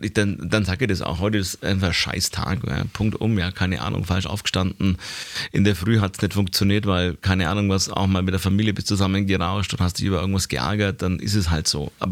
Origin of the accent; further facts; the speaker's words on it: Nuremberg, Bavaria, Germany; Ich bin in Nürnberg geboren, war aber bis zur Mitte der vierten Klasse war ich, äh, bin ich bei meinen Eltern aufgewachsen.